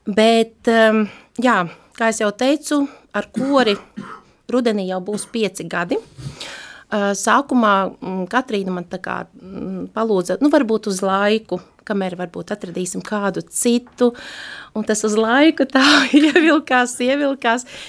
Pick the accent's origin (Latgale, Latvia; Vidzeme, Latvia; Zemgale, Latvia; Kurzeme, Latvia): Latgale, Latvia; Daugavpils; now in Riga, Latvia; Es nāku no Latgales, esmu dzimusi katoļu